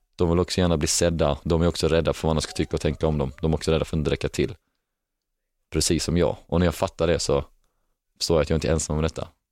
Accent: Helsingborg, Skåne, Sweden; moved away; när jag är i Helsingborg, för då är det min hemstad

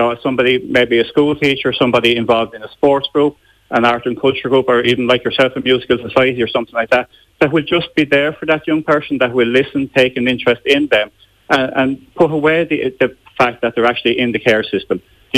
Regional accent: Wexford, Leinster, Ireland; This is a strange thing, because I'm from Wexford, the Cork area, we actually cover the Wexford area as well.

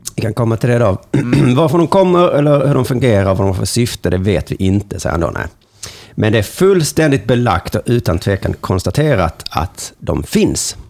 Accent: Lund, Skåne, Sweden; Och nu är jag född i Lund

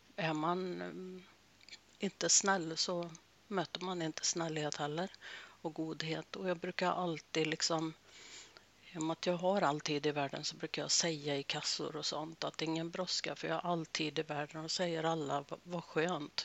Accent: Norrbotten County, Sweden; Jag är född i Norrbotten

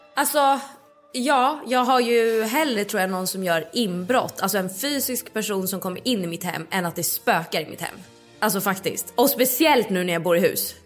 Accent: Stockholm, Stockholm County, Sweden; i vår lägenhet som jag växte upp i, i Midsommarkransen.

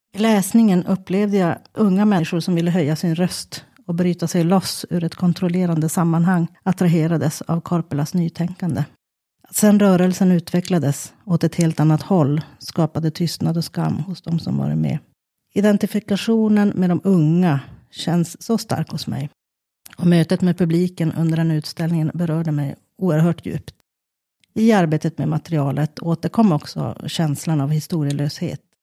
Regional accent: Kiruna, Norrbotten County, Sweden; also born or lived in Lainio; När jag växte upp i Kiruna

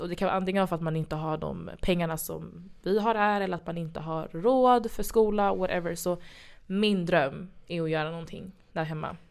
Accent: Sweden; Jag är från Kenya och Ghana. Eh, East West, född i Sverige

